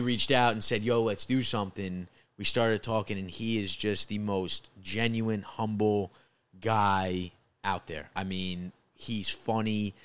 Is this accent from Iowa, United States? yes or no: no; Rockland County, New York, United States; also born or lived in New Jersey; I'm originally from Rockland County, which is, uh, the suburbs of New York, right outside the city